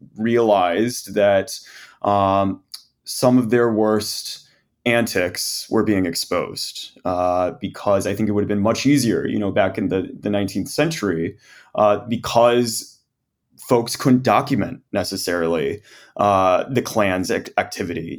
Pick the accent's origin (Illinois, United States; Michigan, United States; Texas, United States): Texas, United States; as a Texan, as an American